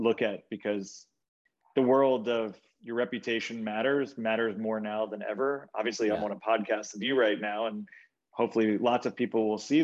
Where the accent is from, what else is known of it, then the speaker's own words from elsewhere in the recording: Charleston, South Carolina, United States; moved away as an adult; now in New York, United States; I grew up in Charleston, South Carolina